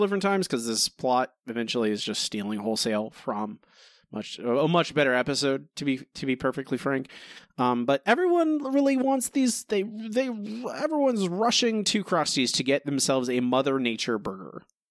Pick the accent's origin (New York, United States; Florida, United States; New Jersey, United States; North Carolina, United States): Florida, United States; now in Texas, United States; I grew up in Florida, I live in Texas